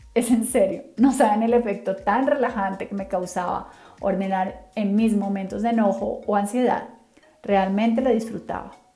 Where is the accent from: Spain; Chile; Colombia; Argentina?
Colombia; Cali, Valle del Cauca; Soy colombiana, nací en Cali, así que soy caleña 100% de corazón